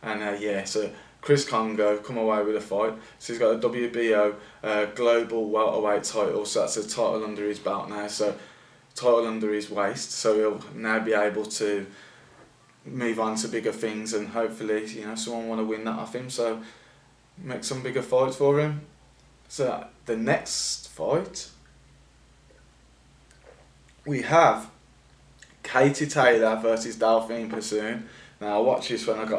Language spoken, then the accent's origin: English; Birmingham, West Midlands, United Kingdom; we're from Birmingham